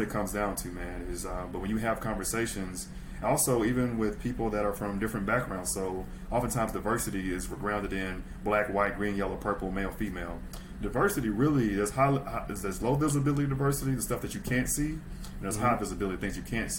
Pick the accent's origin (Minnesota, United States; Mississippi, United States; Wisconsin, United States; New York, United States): Mississippi, United States; Super South. Super South. I'm from Mississippi